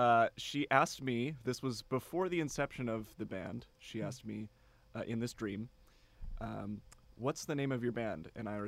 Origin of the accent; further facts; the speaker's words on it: Silver Lake, Wisconsin, United States; born there; moved away as an adult; also born or lived in Milwaukee; now in Bryan, United States; I was born in Wisconsin. {S1} Okay. {S2} In a town called Silver Lake.